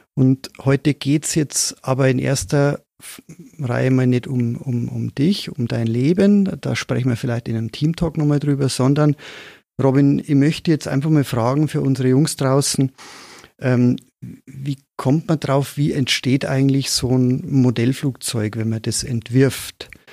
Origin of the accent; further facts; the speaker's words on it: Moosburg, Bavaria, Germany; accent: Bavarian; ich bin in Moosburg aufgewachsen, in Oberbayern, wie man vielleicht am Slang ganz gut hört